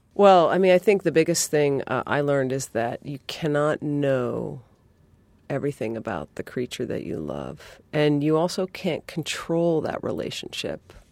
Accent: New England, United States; I'm from New England

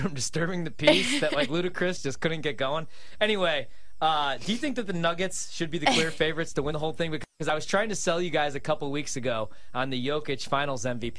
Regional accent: Chicago, Illinois, United States; moved away as an adult; now in Washington, D.C., United States; as a Chicagoan

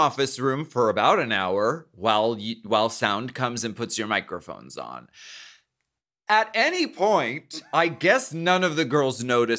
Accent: Canada; I'm French. I'm French Canadian, everyone.

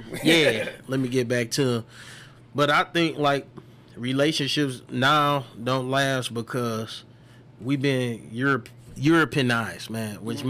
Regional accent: Detroit, Michigan, United States; I'm from the West Side, man, Dexter Droyro area.

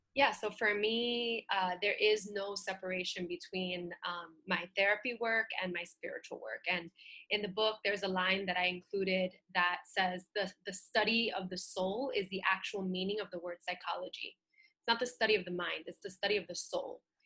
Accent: New York City, New York, United States; being a little girl and growing up in Bushwick in Brooklyn

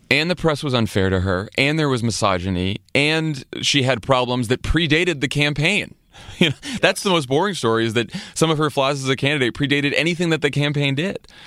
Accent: Massachusetts, United States; my home state, Massachusetts

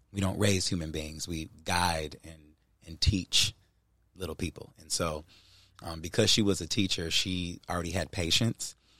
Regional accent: Cleveland, Ohio, United States; I grew up in Cleveland

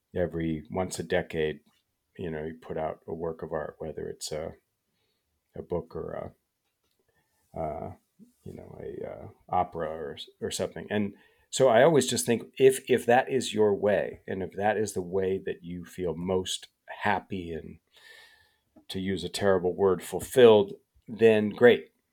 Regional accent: Chicago suburbs, Illinois, United States; growing up in the Chicago suburbs

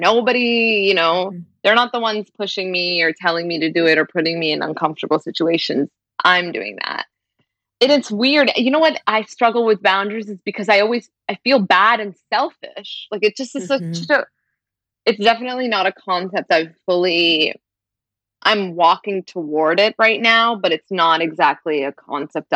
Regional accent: Brampton, Ontario, Canada; born or raised there

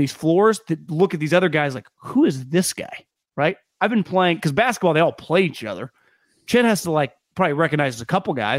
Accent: Alabama, United States; He's from Cal Poly. I'm from Alabama

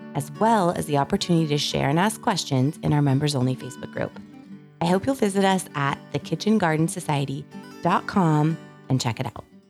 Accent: California, United States; moved away; I grew up in California

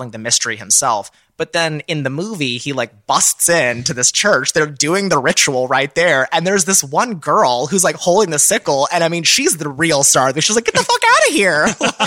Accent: Texas, United States; I grew up in Texas

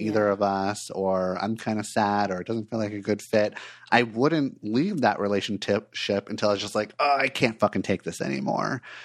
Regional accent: Los Angeles, California, United States; moved away as an adult; also born or lived in Portland, Oregon; I grew up in Los Angeles, and then when I was twenty-four years old, I made a big change and moved to Portland, Oregon

